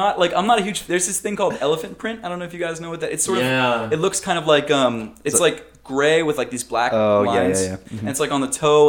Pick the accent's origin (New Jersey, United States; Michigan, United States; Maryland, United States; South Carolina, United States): Maryland, United States; Baltimore; Oh, Maryland. Baltimore, okay. Maryland, yeah.